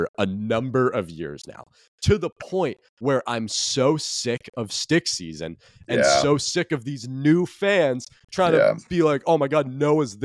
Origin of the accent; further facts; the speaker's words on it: New England, United States; I'm from here